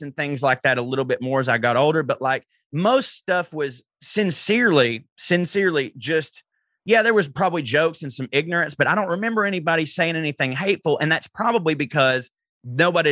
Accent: the South, United States; when I was a kid growing up in the South

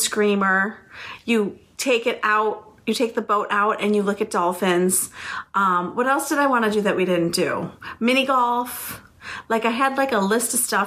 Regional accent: Buffalo, New York, United States; we're from Buffalo

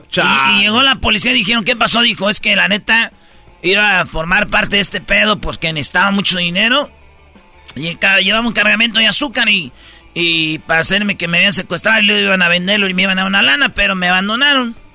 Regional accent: Jiquilpan, Michoacán, Mexico

